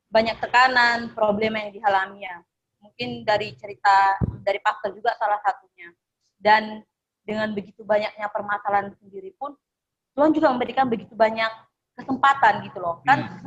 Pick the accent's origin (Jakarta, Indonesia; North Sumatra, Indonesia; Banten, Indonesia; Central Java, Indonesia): North Sumatra, Indonesia; now in Jember, Indonesia; Dan saya ini asalnya dari Sukunya, Sumatera Utara